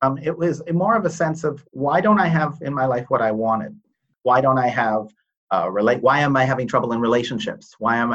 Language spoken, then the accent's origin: English; Toronto, Ontario, Canada; I grew up in Toronto